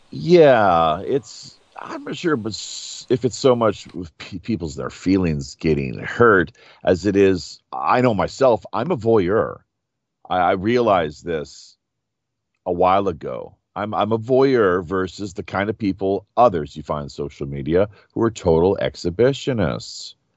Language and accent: English; Canada; moved away as an adult; now in South Korea; growing up in Canada